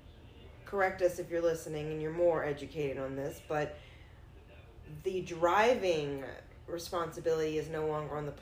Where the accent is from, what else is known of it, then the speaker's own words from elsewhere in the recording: the South, United States; now in Colorado, United States; As someone from the South, and I'm from the South as well